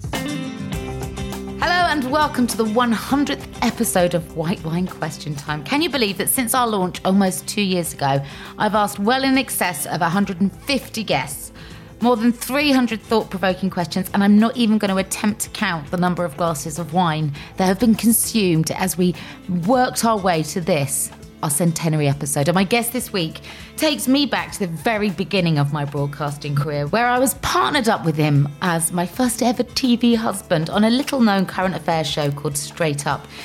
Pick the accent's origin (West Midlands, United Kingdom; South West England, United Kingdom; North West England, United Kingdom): South West England, United Kingdom; Cheltenham; now in London, United Kingdom; I was from Cheltenham.